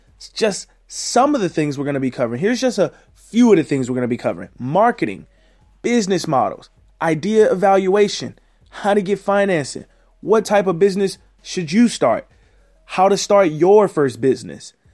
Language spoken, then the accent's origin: English; Houston, Texas, United States; I'm from Houston, Texas.